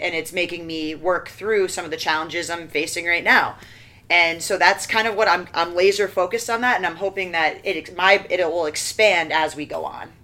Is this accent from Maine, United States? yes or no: yes; Maine, United States; I'm from Maine